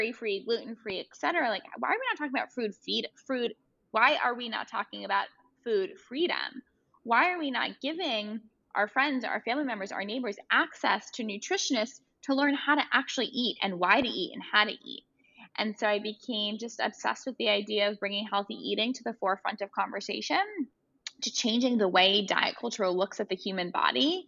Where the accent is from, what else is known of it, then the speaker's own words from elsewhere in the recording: New York City, New York, United States; I grew up in Brooklyn, so I grew up in Cobble Hill